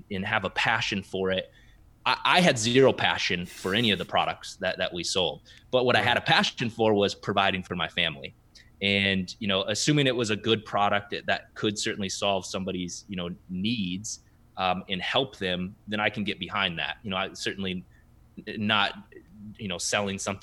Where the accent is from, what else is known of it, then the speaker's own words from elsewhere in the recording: South Dakota, United States; moved away as an adult; now in Minneapolis, United States; growing up in South Dakota